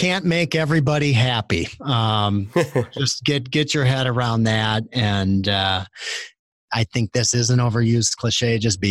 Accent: Green Bay, Wisconsin, United States; I grew up I grew up in Green Bay, Wisconsin, first of all, which is a tiny little town with a professional sports franchise.

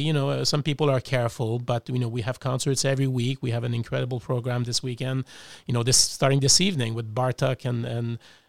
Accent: Montreal, Quebec, Canada; also born or lived in Melbourne; now in Cleveland, United States; Exactly, and I'm from Montreal originally.

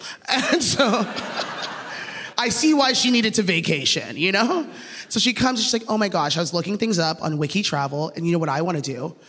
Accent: Toronto, Ontario, Canada; also born or lived in Beijing, China; all the way from Scarborough. Yeah, Scarborough is my hometown. It's a rough hometown to have.

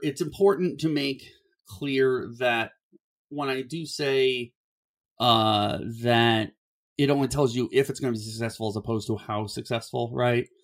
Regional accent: Cleveland, Ohio, United States; I grew up in Ohio

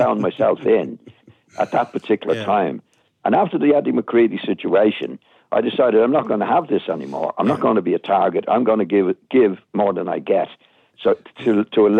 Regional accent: Dublin, Leinster, Ireland; accent: broad Dublin; moved away as an adult; also born or lived in Manchester / Leeds / Birmingham; I had my broad Dublin accent

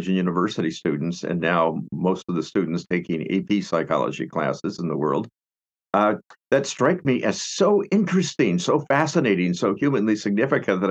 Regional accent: Seattle, Washington, United States; also born or lived in Spokane; I grew up in Seattle, Washington

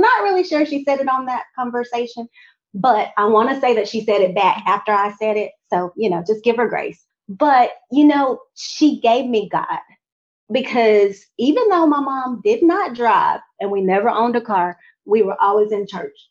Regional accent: Montgomery, Alabama, United States; I was from Montgomery

